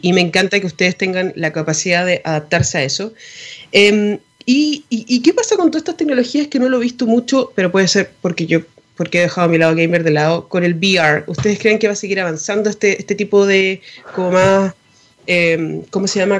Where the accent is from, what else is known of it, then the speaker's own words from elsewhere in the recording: Chile; nosotros como chilenos